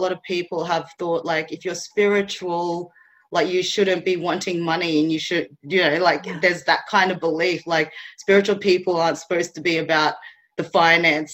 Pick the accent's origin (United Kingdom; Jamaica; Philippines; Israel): Philippines; now in Australia; I was born in the Philippines